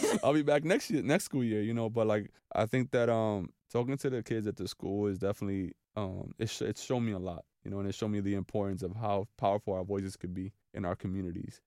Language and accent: English; New York City, New York, United States; a Dominican, born and raised in New York City